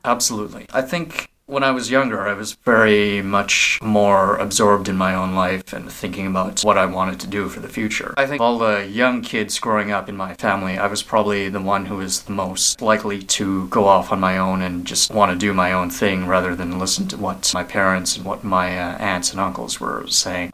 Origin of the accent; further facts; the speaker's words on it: Vancouver, British Columbia, Canada; I am Vietnamese Canadian. I was born in Vancouver